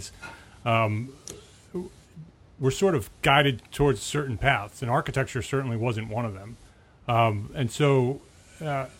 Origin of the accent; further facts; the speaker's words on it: Paramus, New Jersey, United States; I grew up in Paramus.